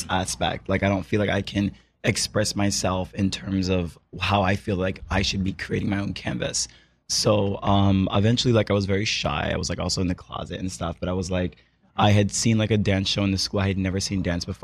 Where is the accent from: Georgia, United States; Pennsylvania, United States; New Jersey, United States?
Pennsylvania, United States; Philadelphia; moved away as an adult; now in Brooklyn, United States; I'm from Philadelphia originally, and I've been living in Brooklyn for about 6 years now.